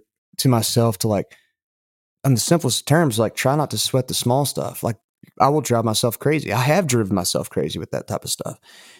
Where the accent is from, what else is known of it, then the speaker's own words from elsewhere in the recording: Lubbock, Texas, United States; hey, you know, I know you're from Amarillo, I'm from Lubbock, and all this stuff.